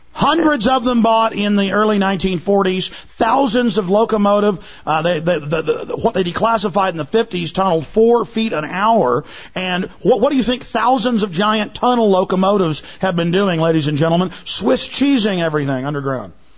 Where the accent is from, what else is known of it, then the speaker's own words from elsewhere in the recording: Dallas, Texas, United States; in the U.S., I grew up in Dallas and they're still there.